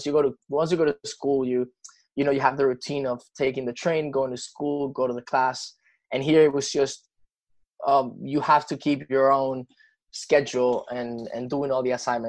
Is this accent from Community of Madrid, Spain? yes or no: yes; Madrid, Community of Madrid, Spain; born there; English is a second language; Well, I must say I was born in Madrid and my all-time favorite team is Real Madrid